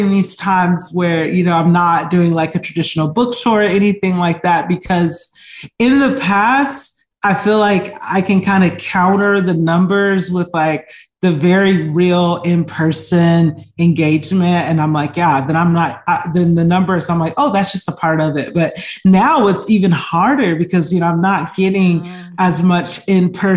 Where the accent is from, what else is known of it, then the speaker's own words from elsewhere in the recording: Atlanta, Georgia, United States; I'm from Atlanta